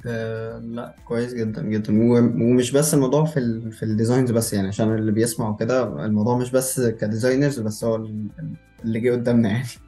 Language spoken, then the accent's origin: Arabic; Cairo, Cairo Governorate, Egypt; moved away as an adult; also born or lived in Luxor; انا من القاهره والكليه في الاقصر